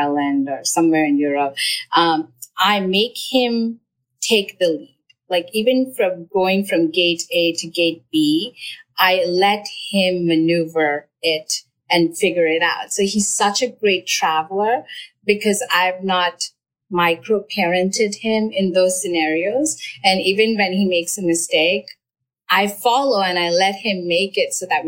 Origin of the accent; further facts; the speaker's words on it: India; moved away; I grew up in India